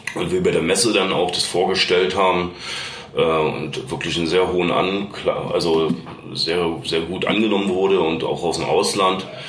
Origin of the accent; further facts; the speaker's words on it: Berlin, Germany; moved away as an adult; now in Bavaria, Germany; ich bin ja eigentlich geboren in Berlin, bin jetzt auch schon seit über 20 Jahren glücklich in Bayern